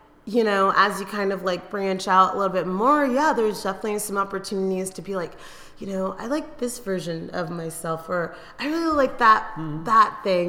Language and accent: English; Eugene, Oregon, United States; So I moved around a lot as a kid. I consider Eugene, Oregon my hometown, but I moved across the country 3 times in my life